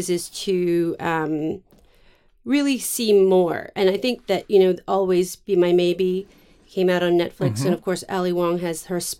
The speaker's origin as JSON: {"language": "English", "town": "San Francisco", "region": "California", "country": "United States", "tie": "born or raised there", "said": "Correct. {S7} Okay. {S1} San Francisco."}